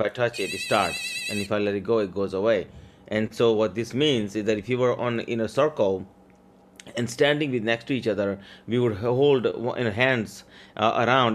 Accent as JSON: {"language": "English", "region": "Maryland", "country": "United States", "tie": "born or raised there", "also_born_or_lived": "India", "second_language": "English", "said": "I came here from India with twenty dollars and no English. Grew up here in Maryland"}